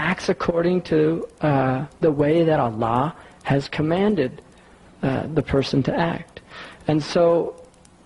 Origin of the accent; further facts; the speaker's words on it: United States; I'm an American